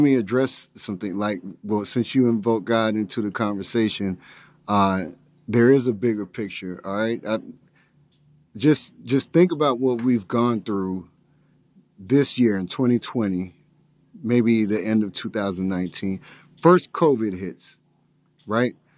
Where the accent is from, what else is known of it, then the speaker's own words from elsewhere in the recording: Lithonia, Georgia, United States; grew up in a predominantly black neighborhood over in Lithonia